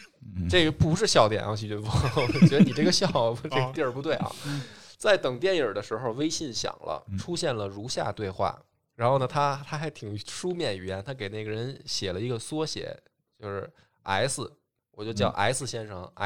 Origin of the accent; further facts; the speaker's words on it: northern China, China; 当时团队刚刚起步，我作为一个北方人，其实希望能够把团队拉拢在一起